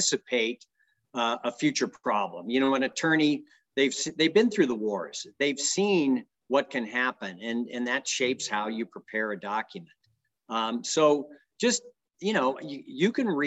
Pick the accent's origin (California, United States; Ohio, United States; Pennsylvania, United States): California, United States; San Francisco Bay Area; moved away as an adult; also born or lived in Washington, D.C.; now in Reno, United States; I grew up in the San Francisco Bay Area. My dad was a judge in Oakland